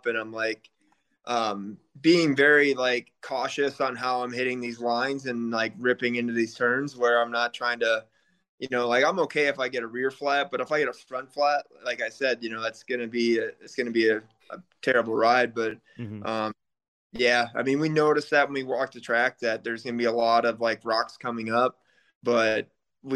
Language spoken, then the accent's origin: English; Illinois, United States; I'm originally here from Illinois.